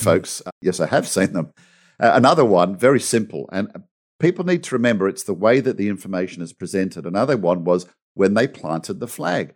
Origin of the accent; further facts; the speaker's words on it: Australia; I'm an Aussie.